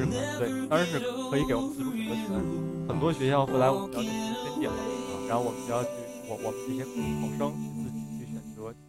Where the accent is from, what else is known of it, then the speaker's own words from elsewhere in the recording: China; 我作为一个中国人